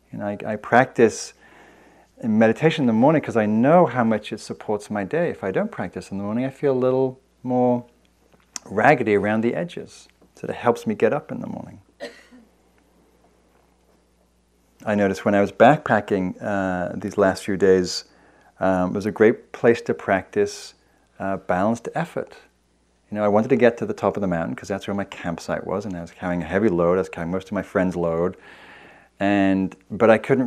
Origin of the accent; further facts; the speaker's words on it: England, United Kingdom; moved away; also born or lived in London; I'm English